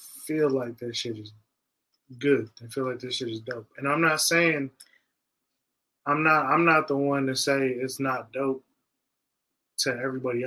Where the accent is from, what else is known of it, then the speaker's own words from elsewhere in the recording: Las Vegas, Nevada, United States; I'm from Vegas